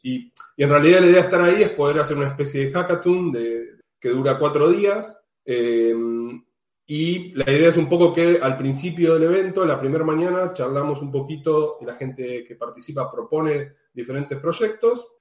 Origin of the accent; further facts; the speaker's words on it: Argentina; now in Amsterdam, Netherlands; estoy viviendo actualmente en Ámsterdam, soy argentina